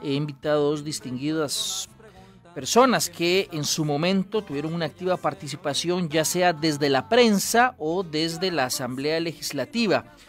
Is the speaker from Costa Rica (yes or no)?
yes; Costa Rica; nuestro país